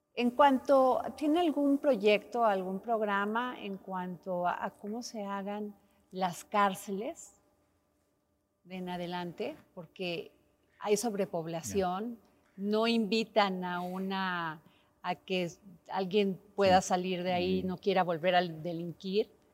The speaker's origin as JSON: {"language": "Spanish", "region": "Veracruz", "country": "Mexico", "said": "yo soy veracruzana"}